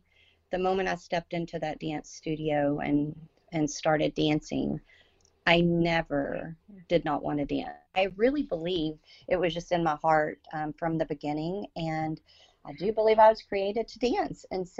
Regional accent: Orange, Texas, United States; I grew up in Orange, Texas

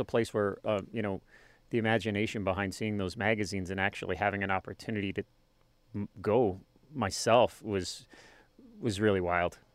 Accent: Worland, Wyoming, United States; also born or lived in Colorado; kindergarten through high school in Warland, Wyoming.

